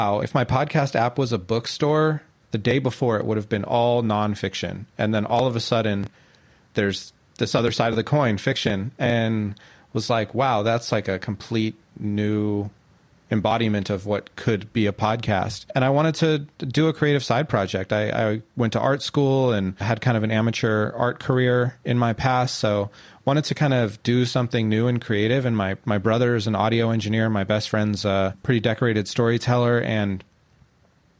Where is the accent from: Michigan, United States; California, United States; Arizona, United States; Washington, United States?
California, United States; Central Valley; moved away as an adult; now in Oakland, United States; I'm from California. I grew up in the Central Valley and been out here for a few years